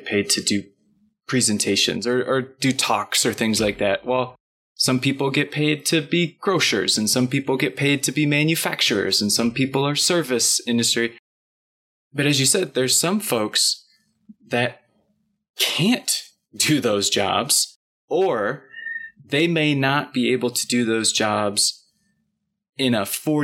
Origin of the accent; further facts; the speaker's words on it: Michigan, United States; growing up in Michigan in the Midwest